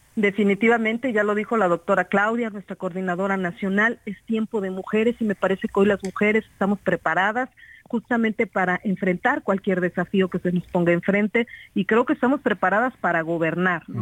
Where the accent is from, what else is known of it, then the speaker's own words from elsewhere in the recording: Cuautla, Morelos, Mexico; yo soy de Morelos, los que somos de Morelos amamos y queremos esta tierra bendita, como yo lo he dicho. Yo soy de Cuautla, Morelos